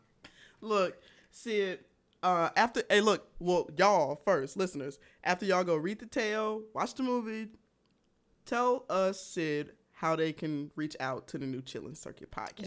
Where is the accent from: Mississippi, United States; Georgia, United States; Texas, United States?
Georgia, United States; I'm country. I'm from Georgia